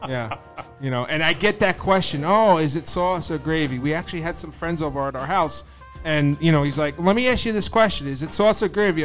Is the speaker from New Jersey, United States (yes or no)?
yes; Bayonne, New Jersey, United States; I grew up in Bayonne, New Jersey